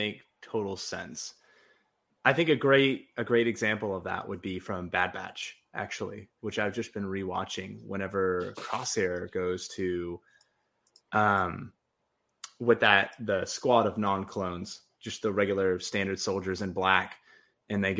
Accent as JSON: {"language": "English", "country": "United States", "said": "I'm an American."}